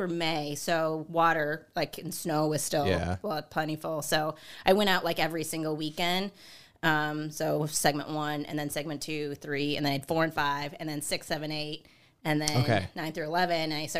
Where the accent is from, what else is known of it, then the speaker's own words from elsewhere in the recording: St. Paul, Minnesota, United States; I'm from St. Paul, Minnesota.